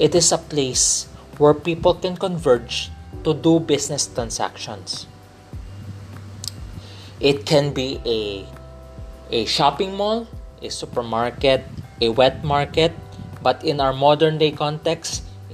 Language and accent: English; Philippines; I'm a Filipino. Let me clarify, I'm from the Philippines, I'm a Filipino